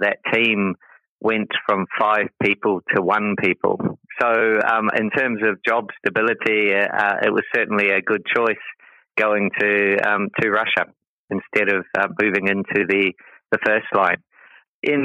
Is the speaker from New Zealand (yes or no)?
yes; Te Aroha, Waikato, New Zealand; moved away as an adult; also born or lived in Christchurch, New Zealand; now in Singapore; I grew up in New Zealand in a little town called Te Aroha